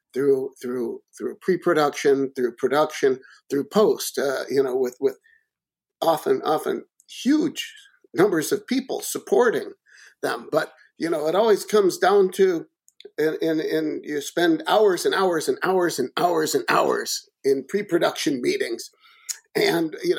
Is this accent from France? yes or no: no; Chicago, Illinois, United States; Roger Ebert, my hometown critic